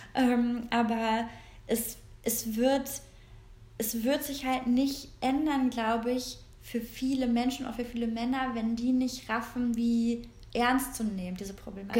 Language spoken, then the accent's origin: German; Korschenbroich, North Rhine-Westphalia, Germany; wir kommen ja beide aus Korschenbruch